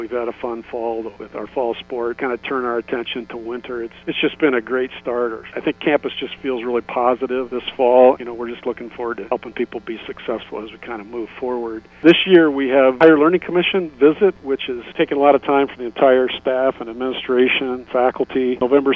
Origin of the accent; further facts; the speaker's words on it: Geneva, Iowa, United States; also born or lived in Carroll, Iowa; now in Mason City, United States; I'm originally from Geneva, North Iowa, so I knew Mason City